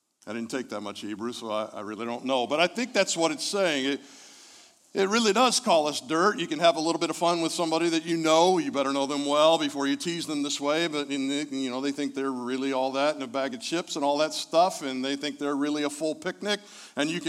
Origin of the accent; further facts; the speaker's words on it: Indianapolis, Indiana, United States; I'm from Indianapolis